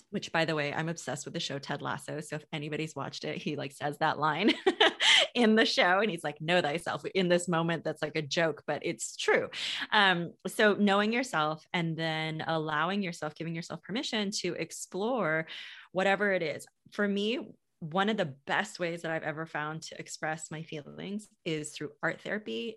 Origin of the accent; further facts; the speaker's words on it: United States; I grew up in the States